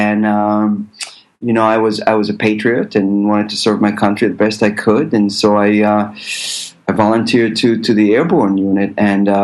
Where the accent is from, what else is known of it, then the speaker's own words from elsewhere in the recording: Israel; moved away as an adult; also born or lived in New York, United States / London, United Kingdom / Los Angeles, United States; But in Israel, actually, I grew up on a kibbutz